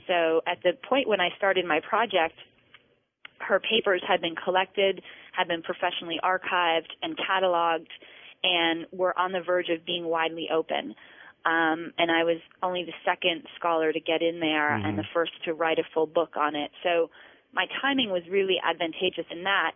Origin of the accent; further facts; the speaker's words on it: East Coast, United States; I grew up on the East Coast